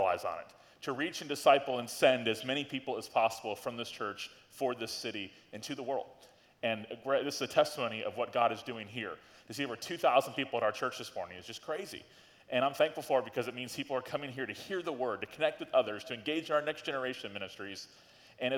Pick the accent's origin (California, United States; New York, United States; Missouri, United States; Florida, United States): Florida, United States; Tallahassee; I grew up in Tallahassee. I lived here since 1990